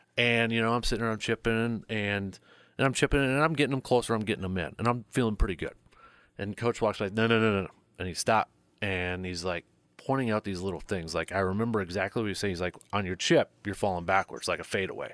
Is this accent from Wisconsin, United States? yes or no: yes; Medford, Wisconsin, United States; I grew up in Medford